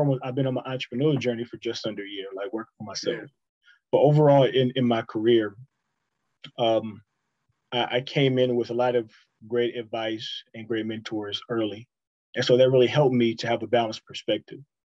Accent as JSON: {"language": "English", "region": "the South", "country": "United States", "tie": "born or raised there", "said": "That's very old school, but and I grew up in the South"}